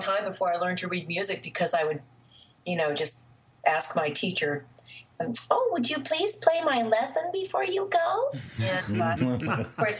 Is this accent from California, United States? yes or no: no; Vermont, United States; now in Atlanta, United States; I was born in Vermont